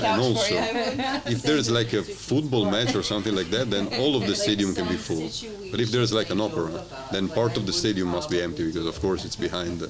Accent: Verona, Veneto, Italy; my hometown, like Verona, which is in the northern side of Italy.

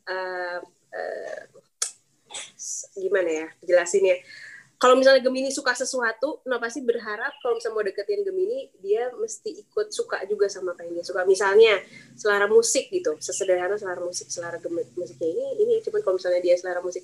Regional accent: West Java, Indonesia; born there; gue karena lahirnya di tanah Sunda gue bener-bener pengen ya udah tradisional Sunda yang sangat sederhana

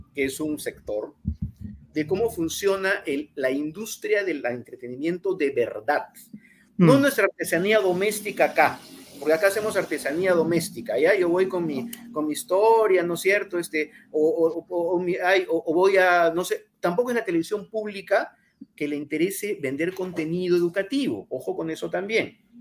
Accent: Peru

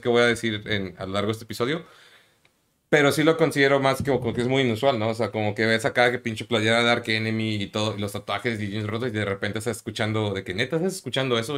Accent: Mexico; also born or lived in Puebla; now in Monterrey, Mexico; Yo crecí en la Ciudad de México y en Puebla

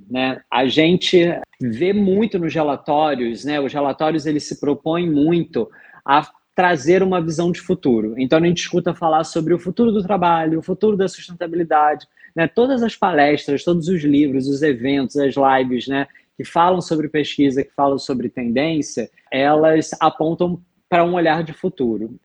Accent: Rio de Janeiro, Brazil; eu sou carioca

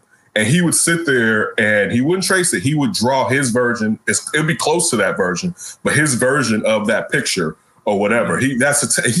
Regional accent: Chicago, Illinois, United States; We're from Chicago

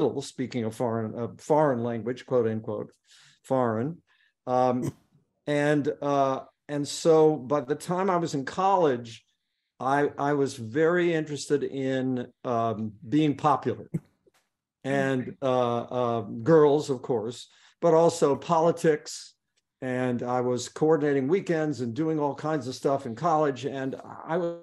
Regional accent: Beckley, West Virginia, United States; I was born here, grew up here, went to school here.

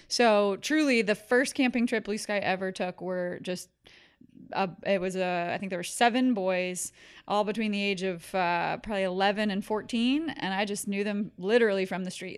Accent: New Jersey, United States; moved away as an adult; also born or lived in California / Charlottesville, Virginia; now in Richmond, United States; I was born in California, but grew up in New Jersey. Was there through high school

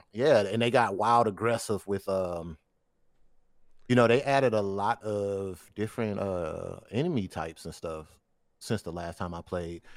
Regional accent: Detroit, Michigan, United States; growing up in Detroit

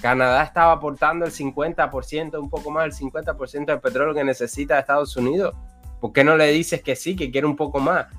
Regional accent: Ciego de Ávila, Cuba; llego a Ciudad de Ávila, que es donde yo vivo

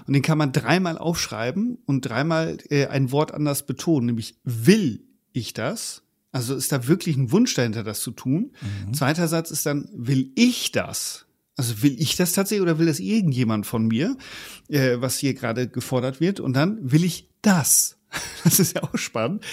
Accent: Germany; bei uns in Deutschland, also zumindest in der Generation, wo ich aufgewachsen bin

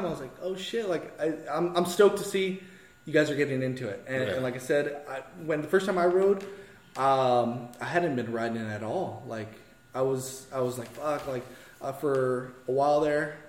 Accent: East Los Angeles, California, United States; I grew up in East

